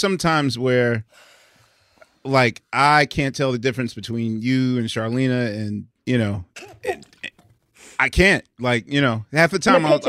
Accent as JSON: {"language": "English", "town": "Philadelphia", "region": "Pennsylvania", "country": "United States", "tie": "born or raised there", "said": "I'm Philadelphian."}